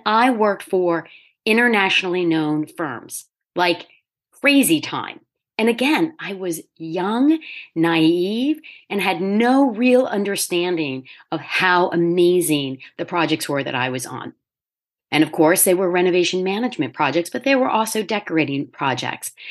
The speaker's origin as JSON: {"language": "English", "region": "Delaware", "country": "United States", "tie": "born or raised there", "also_born_or_lived": "New York City", "said": "at twenty-nine, I found myself back in my home state"}